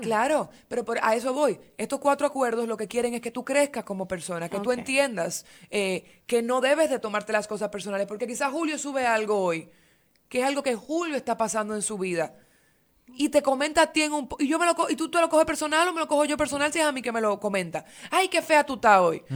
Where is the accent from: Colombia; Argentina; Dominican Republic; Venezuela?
Dominican Republic; nosotros dominicanos que no crecimos con esto